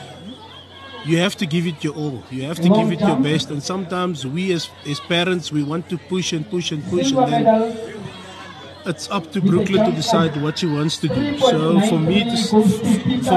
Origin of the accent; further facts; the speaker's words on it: Boksburg, Gauteng, South Africa; I also grew up in Reiger Park, which is a colored community